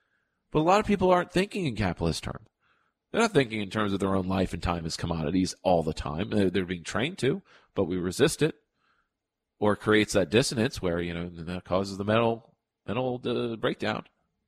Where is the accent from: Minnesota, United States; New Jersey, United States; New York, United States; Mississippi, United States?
New Jersey, United States; Fair Lawn; The Fairlawn Ambulance Corps in my hometown of Fairlawn, New Jersey, is an independent nonprofit